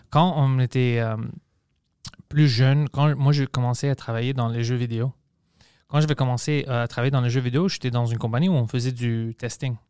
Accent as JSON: {"language": "French", "region": "Quebec", "country": "Canada"}